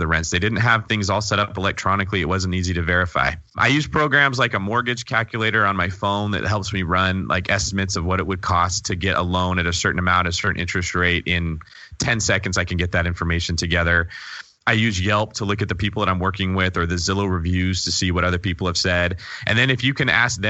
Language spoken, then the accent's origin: English; California, United States; as a Californian